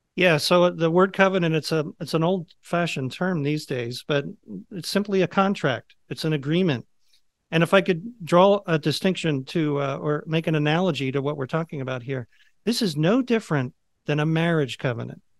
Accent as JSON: {"language": "English", "area": "just outside of Philadelphia", "region": "Pennsylvania", "country": "United States", "tie": "born or raised there", "said": "I grew up just outside of Philadelphia."}